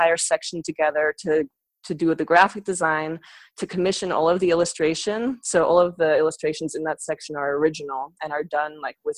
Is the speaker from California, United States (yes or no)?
yes; San Francisco, California, United States; moved away as an adult; also born or lived in New York; I'm from San Francisco originally, so I actually sort of grew up within the arts community in San Francisco.